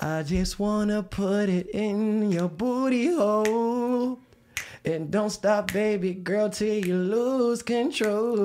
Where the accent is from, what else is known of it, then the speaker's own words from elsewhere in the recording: Philadelphia, Pennsylvania, United States; moved away; I'm from Philadelphia